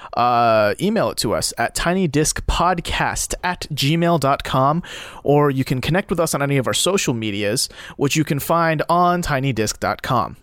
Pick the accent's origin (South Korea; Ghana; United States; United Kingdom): South Korea; moved away; I come from Korea